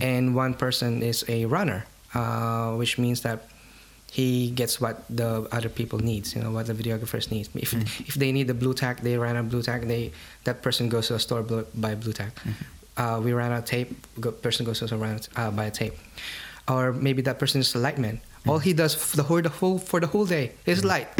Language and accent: English; Philippines; I'm Filipino. I'm from the Philippine Islands.